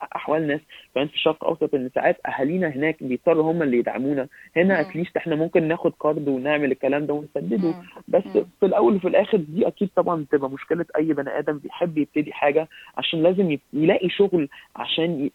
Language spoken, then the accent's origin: Arabic; Egypt; now in Canada; احنا كمصريين